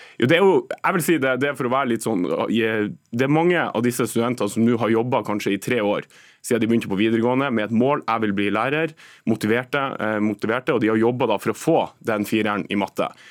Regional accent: Nordland, Norway; der jeg kommer fra Nordland

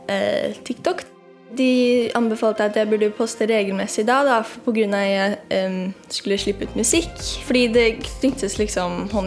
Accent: Norway; vi burde liksom kanskje knytte til um, at jeg er fra Norge også

